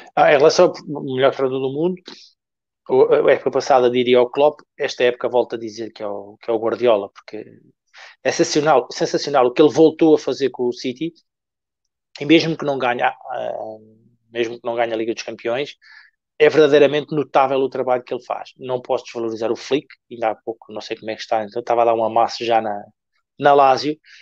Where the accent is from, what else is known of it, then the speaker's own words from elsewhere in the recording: Portugal; eu sou português